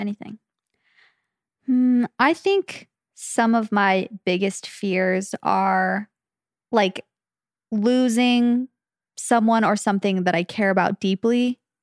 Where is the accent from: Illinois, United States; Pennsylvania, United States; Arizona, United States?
Arizona, United States; Phoenix; born or raised there; moved away as an adult; now in California, United States